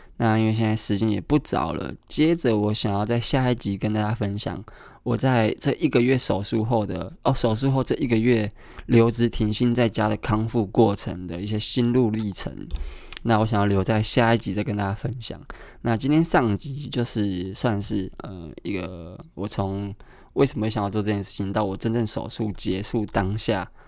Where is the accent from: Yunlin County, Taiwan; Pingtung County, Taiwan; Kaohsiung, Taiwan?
Kaohsiung, Taiwan; now in Taipei, Taiwan; 因为我是高雄人嘛